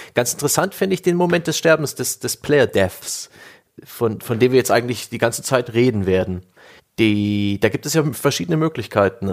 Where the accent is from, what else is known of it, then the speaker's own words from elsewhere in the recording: Saxony, Germany; now in Franconia, Germany; ich kam ja als Sachse nach Franken